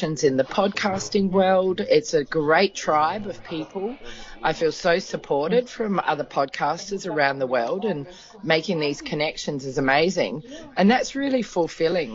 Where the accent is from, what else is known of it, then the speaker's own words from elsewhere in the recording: Adelaide, South Australia, Australia; my hometown in Australia, which is Adelaide